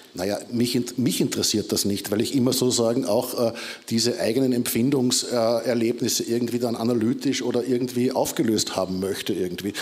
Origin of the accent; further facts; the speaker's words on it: Austria; ich bin halt aus Österreich